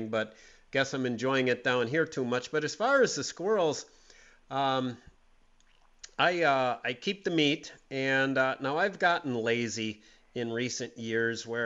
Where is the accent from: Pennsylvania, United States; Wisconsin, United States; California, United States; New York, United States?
Wisconsin, United States; Green Bay; When I grew up in Green Bay